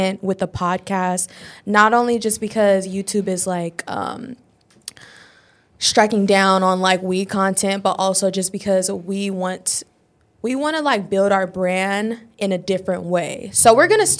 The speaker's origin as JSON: {"language": "English", "town": "Los Angeles", "region": "California", "country": "United States", "tie": "born or raised there", "said": "I'm 24. I'm from Los Angeles, born and raised"}